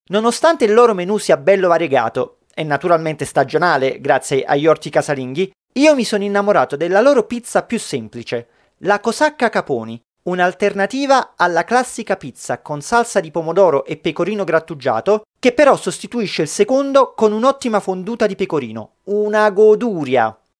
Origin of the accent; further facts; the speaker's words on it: Naples, Campania, Italy; da napoletano